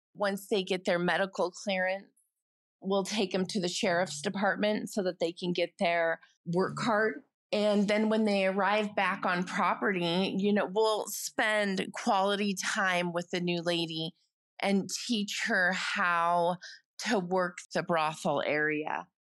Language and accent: English; United States; moved away as an adult; now in United Kingdom; I'm an American who very recently moved to the U K